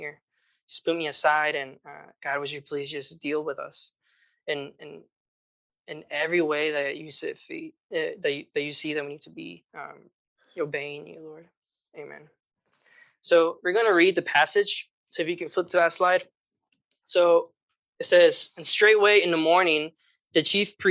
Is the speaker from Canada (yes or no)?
no; Guatemala; moved away; I grew up in Guatemala